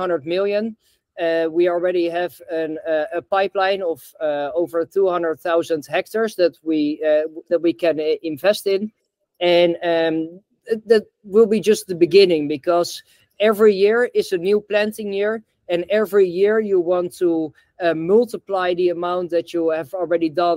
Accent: Netherlands; also born or lived in the tropics; I'm in Amsterdam now. I'm originally from Holland

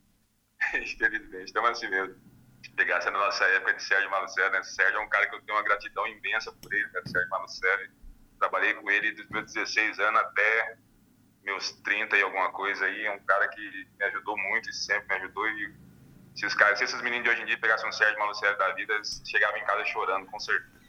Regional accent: Brazil; now in Irati, Brazil; eu sou daí da região, eu sou de Ourinhos, na verdade

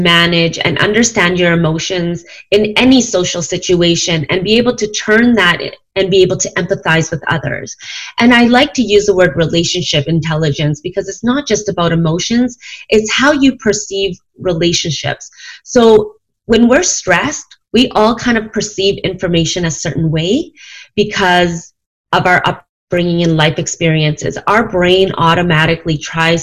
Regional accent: Canada; now in Calgary, Canada; I am from Canada, Calgary, Alberta, to be specific. I'm Chinese. My parents immigrated to Canada

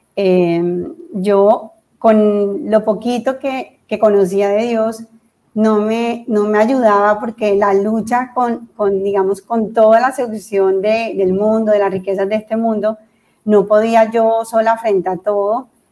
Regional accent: Santa Marta, Magdalena, Colombia; moved away as an adult; also born or lived in Cartagena / Bogotá; soy de Cartagena, nacida en Cartagena y luego mis padres se fueron a vivir a Santa Marta. Fui criada en Santa Marta

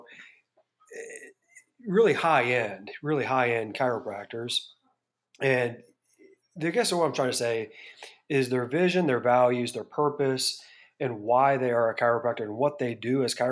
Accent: Bettendorf, Iowa, United States; moved away as an adult; I grew up in Bettendorf, Iowa

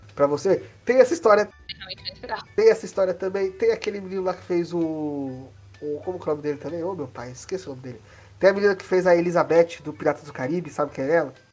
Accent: Brazil; a gente é brasileiro, ou como eu, eu estava citando antes de começar esse podcast, latino-americano

